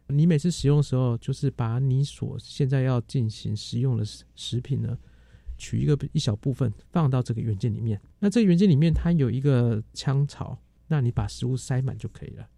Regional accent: Taiwan; also born or lived in Boston, US (Harvard); 以前在台湾我们念书的时候

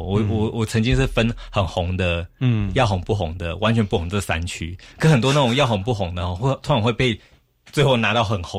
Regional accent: Taiwan; 那我们台湾人常常会觉得说，尽量用最少的钱做到什么什么效果。

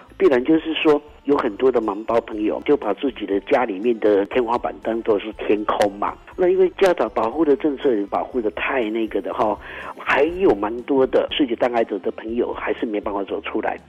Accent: Pingtung County, Taiwan; 我们平东人

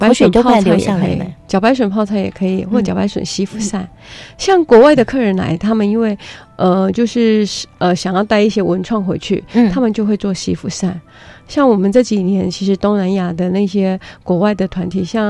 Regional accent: Puli, Nantou County, Taiwan; 是土生土长的南投埔里在地人。

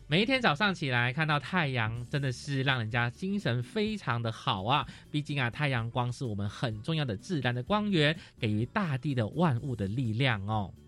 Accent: Malaysia; moved away; 因为我是马来西亚人嘛，那在马来西亚卫视道，其实我们的太阳是很充足的

